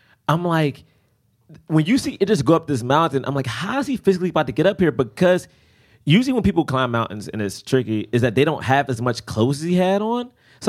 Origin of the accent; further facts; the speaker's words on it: Washington, District of Columbia, United States; Oh, step on the way from Southeast D.C.